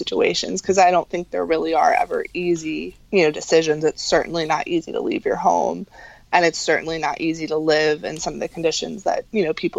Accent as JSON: {"language": "English", "country": "Cuba", "said": "So I think as a Cuban, you could probably identify that this was not necessarily the path that my family thought I was going down."}